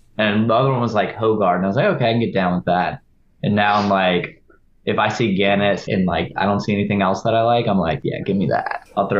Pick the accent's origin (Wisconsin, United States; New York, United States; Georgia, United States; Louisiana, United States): Louisiana, United States; New Orleans; so we're about as Louisiana and New Orleans as it gets. Been here for six generations.